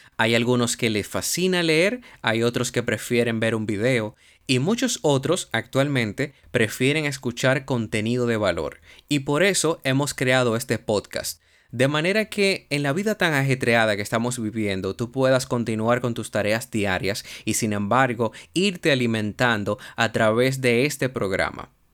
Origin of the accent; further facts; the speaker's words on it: Dominican Republic; Soy un profesional dominicano